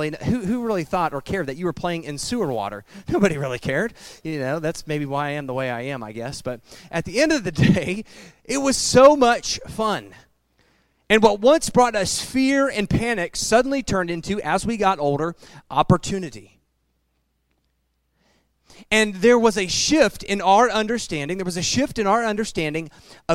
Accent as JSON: {"language": "English", "town": "Piqua", "region": "Ohio", "country": "United States", "tie": "born or raised there", "said": "the thriving metropolis of Piqua, Ohio. By the way, that is my hometown"}